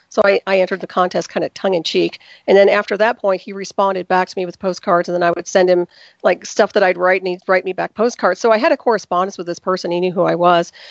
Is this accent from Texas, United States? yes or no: yes; Texas, United States; Well, in many places. So I can't say I was East Coast. I was mostly Texas, actually.